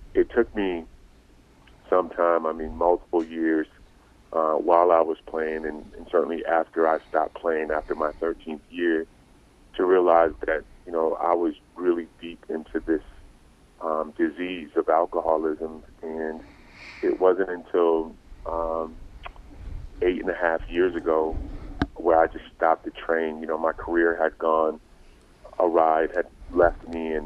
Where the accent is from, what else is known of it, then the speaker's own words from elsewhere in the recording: Old Saybrook, Connecticut, United States; I grew up in Old Saybrook, Connecticut